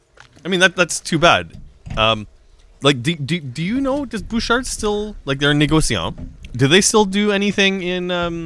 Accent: Saskatchewan, Canada; also born or lived in Yellowknife; I was born in the Northwest Territories, and I would talk about my Saskatchewan-ness, but I think a lot of people don't know I was born in Yellowknife.

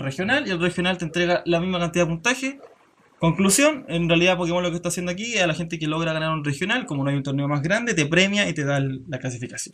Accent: Chile; hemos tratado de ir de, como comunidad chilena

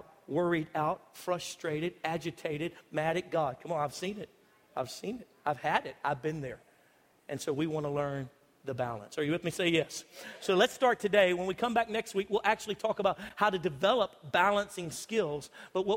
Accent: United States; I'm typical American

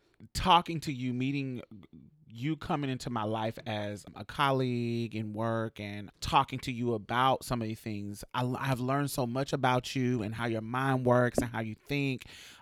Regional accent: Alabama, United States; So we come from Alabama. I'm from up north, with roots in Mississippi.

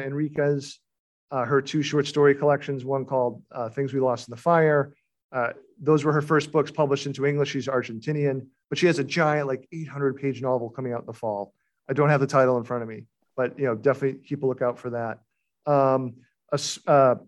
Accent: Beverly, Massachusetts, United States; the town I grew up in Beverly

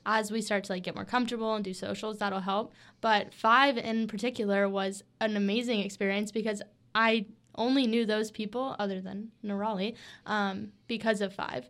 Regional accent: Switzerland, Florida, United States; my hometown is Switzerland, Florida. It's a little small town.

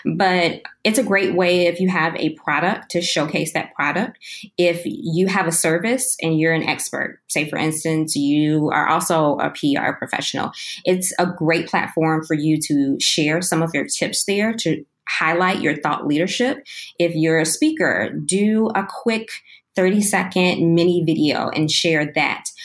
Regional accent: Chicago, Illinois, United States; moved away as an adult; now in Austin, United States; I'm originally from Chicago, Illinois, and I ran away from the cold a couple of years ago to Texas.

